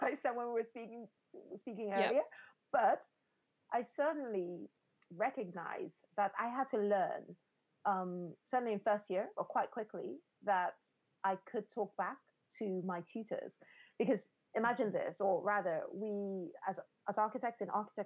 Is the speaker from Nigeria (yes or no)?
yes; Nigeria; I grew up in a culture. I grew up in Nigeria.